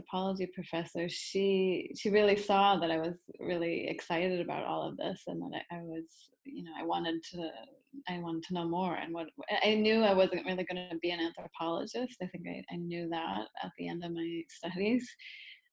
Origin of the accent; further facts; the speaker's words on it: Massachusetts, United States; moved away as an adult; also born or lived in upstate New York; I grew up in Massachusetts on the East Coast, in a small town